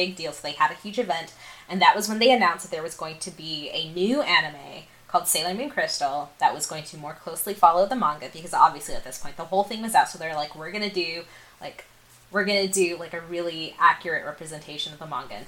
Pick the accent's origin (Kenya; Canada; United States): United States; I am a second generation Indian American immigrant